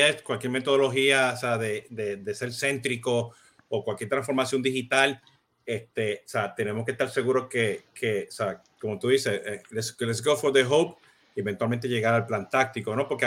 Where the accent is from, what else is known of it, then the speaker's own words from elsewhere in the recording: Puerto Rico; Viste que como buen puertorriqueño ya lo tengo, ya lo tengo.